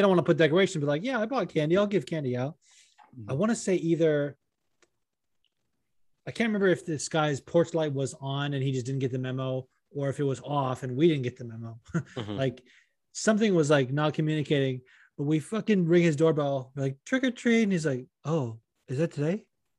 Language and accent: English; Las Vegas, Nevada, United States; when I was little, when I grew up in Vegas